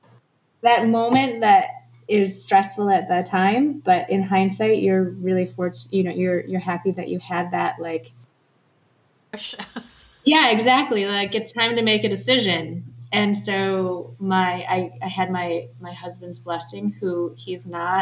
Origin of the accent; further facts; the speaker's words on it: Ann Arbor, Michigan, United States; moved away; also born or lived in New Hampshire; I grew up in Ann Arbor